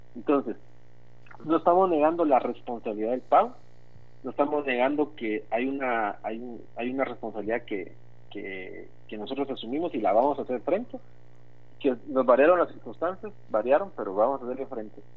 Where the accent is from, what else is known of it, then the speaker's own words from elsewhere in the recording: Guatemala; una de nuestras raíces es la amabilidad como guatemaltecos